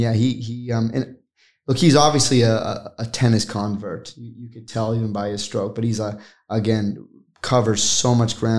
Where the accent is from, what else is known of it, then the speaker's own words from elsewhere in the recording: United States; now in Australia; we're American